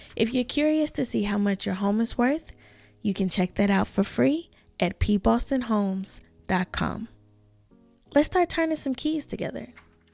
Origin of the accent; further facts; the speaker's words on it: the South, United States; I'm a Southern girl living in my hometown, and the new locals here call me a unicorn.